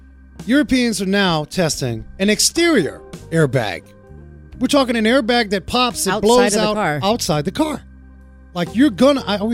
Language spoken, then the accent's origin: English; Frankfurt, Hesse, Germany; born there; I was born in Frankfurt.